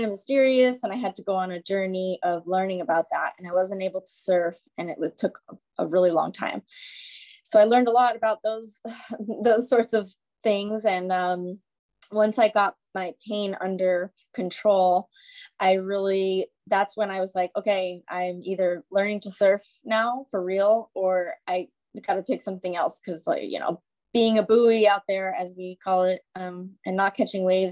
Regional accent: New York City, New York, United States; I'm from New York City

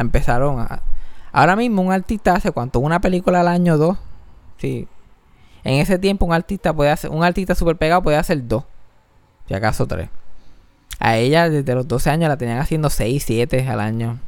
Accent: Mayagüez, Puerto Rico; now in San Juan, Puerto Rico; como yo me crié en Mayagüe, me crié en el campo

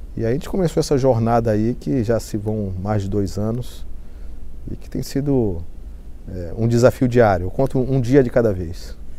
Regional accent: Macapá, Amapá, Brazil; moved away as an adult; also born or lived in Belém / Fortaleza; now in Rio de Janeiro, Brazil; Só nasci em Belém, mas sou de Macapá, do estado do Amapá

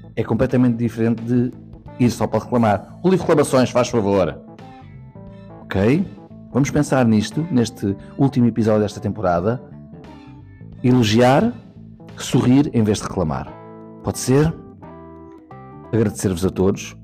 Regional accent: Portugal; tudo o que nós somos como portugueses e portuguesas

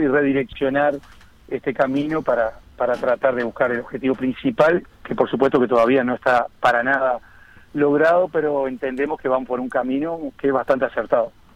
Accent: Las Piedras, Canelones, Uruguay; also born or lived in Montevideo; soy nacido en Montevideo, pero, pero, pero con residencia de toda la vida en, en las Piedras

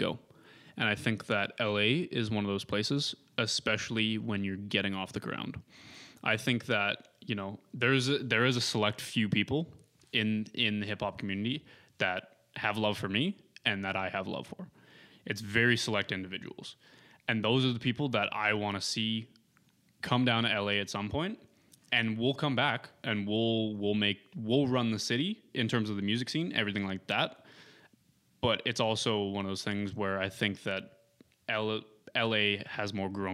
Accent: Lethbridge, Alberta, Canada; now in Kelowna, Canada; Lethbridge may be my hometown, but this is my home

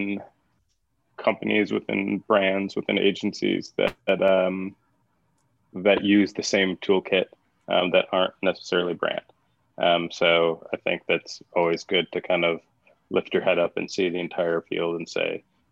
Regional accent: Buffalo, New York, United States; I'm from Buffalo, go Bills

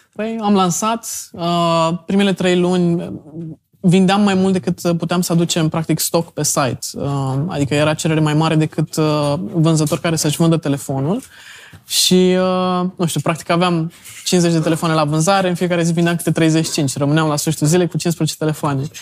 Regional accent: Brăila, Brăila County, Romania; now in Bucharest, Romania; eu sunt din Brăila, m-am întors înapoi în București

